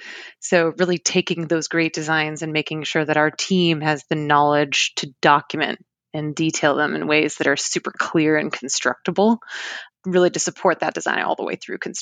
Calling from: Fort Collins, Colorado, United States; I'm the third of the three partners. I am calling from Fort Collins, Colorado.

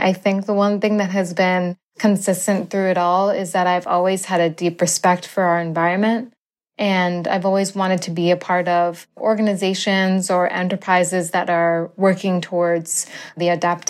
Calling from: Central Massachusetts, United States; I am co-founder and president of Black Farmer Fund, and I'm calling in from Central Massachusetts.

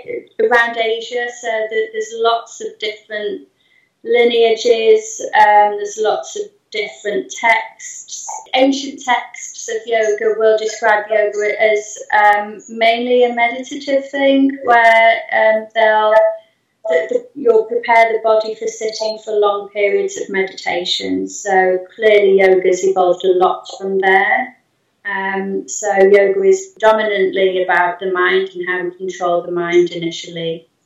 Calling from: Eastleigh, South East England, United Kingdom; I'm in Eastleigh, but I teach around Eastleigh, Chelmsford, Hedgend, all those sorts of places around here.

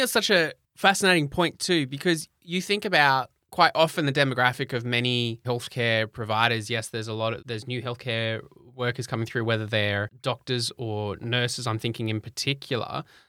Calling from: Sydney, New South Wales, Australia; I'm joining from Sydney, you're in the US, Diane, Mem's in the UK

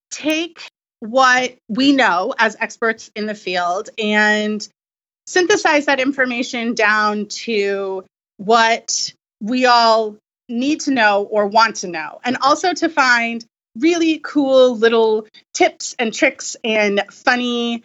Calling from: Franklin, Tennessee, United States; Franklin, Tennessee. Lonely Planet is based here in Franklin.

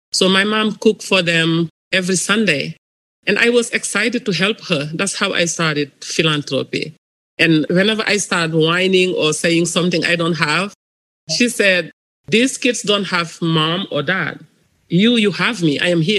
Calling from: Los Angeles, California, United States; I'm calling from Los Angeles, California.

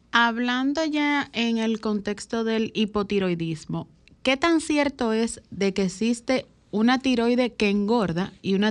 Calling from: Puerto Plata, Dominican Republic; de Puerto Plata.

